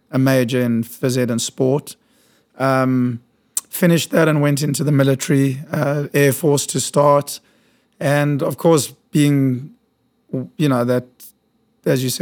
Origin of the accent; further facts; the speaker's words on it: South Africa; moved away as an adult; now in New York, United States; so I was born in South Africa.